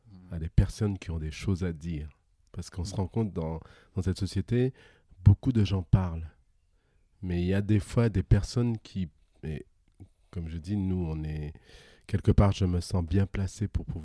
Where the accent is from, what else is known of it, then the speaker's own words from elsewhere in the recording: Guadeloupe, France; Oui, je viens de la Guadeloupe. Un pays loin, loin, fort, fort, fort lointain, comme dirait Shrek.